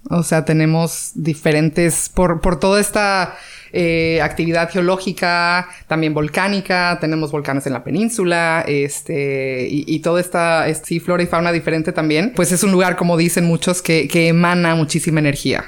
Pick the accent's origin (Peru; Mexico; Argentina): Mexico; San José del Cabo, Baja California Sur; nací aquí en San José con las monjitas